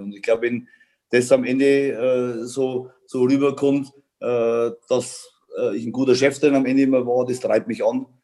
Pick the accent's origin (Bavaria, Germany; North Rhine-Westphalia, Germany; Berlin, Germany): Bavaria, Germany; also born or lived in Munich; ich komme aus Bayern